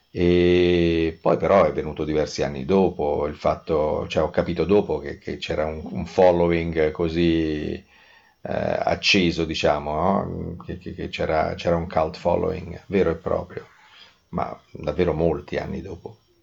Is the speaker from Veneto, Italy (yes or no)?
no; Rome, Lazio, Italy; da buon romano, avendo la casa all'isola del Giglio dagli anni sessanta